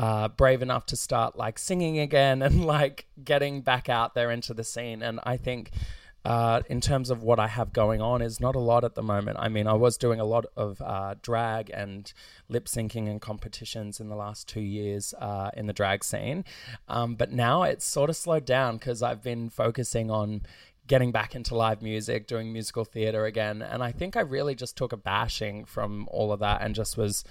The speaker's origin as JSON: {"language": "English", "town": "Ipswich", "region": "Queensland", "country": "Australia", "tie": "born or raised there", "said": "I grew up in Goodna / Redbank Plains"}